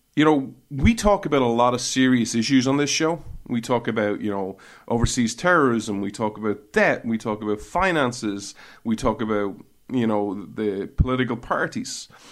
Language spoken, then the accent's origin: English; Ireland; When I was growing up in Ireland